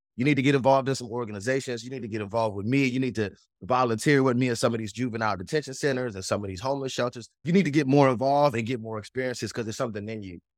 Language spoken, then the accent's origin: English; Washington, District of Columbia, United States; accent: East Coast; also born or lived in Prince George's County, Maryland; now in Tennessee, United States; I'm born and raised on the East Coast, Washington, D C, so it's a lot of East Coast still in my blood and in my slang and the way I talk